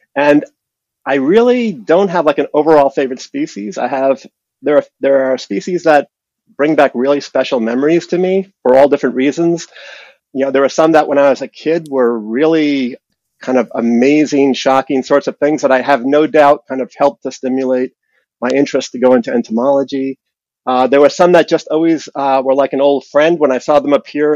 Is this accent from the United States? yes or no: yes; New York City, New York, United States; I was born in Brooklyn, New York. I lived in the city